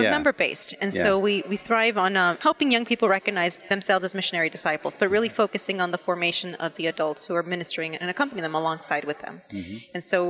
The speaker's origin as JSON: {"language": "English", "region": "Southern California", "country": "United States", "tie": "born or raised there", "moved": "as an adult", "lives_now": "Washington, D.C., United States", "said": "Born and raised in Southern California, and that's where I've been most of my life until I relocated for the position."}